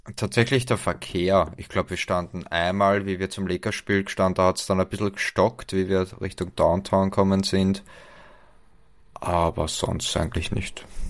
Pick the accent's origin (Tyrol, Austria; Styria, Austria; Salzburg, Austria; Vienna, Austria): Vienna, Austria; bei uns in Wien